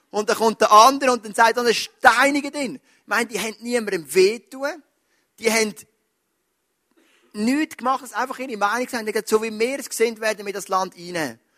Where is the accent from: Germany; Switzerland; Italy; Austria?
Switzerland; Wir sind Schweizer, wir denken an in Leistungen.